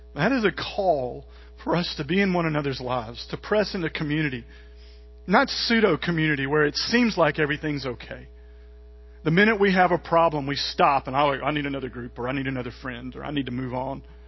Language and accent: English; Mississippi, United States; I'm from Mississippi